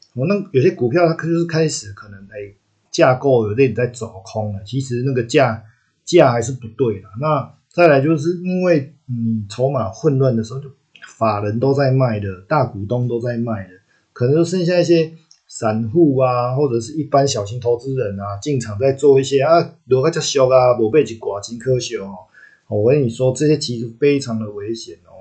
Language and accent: Chinese; Taiwan; accent: Taiwanese-flavoured (蛮台的); 我，我讲台语的时间还蛮多的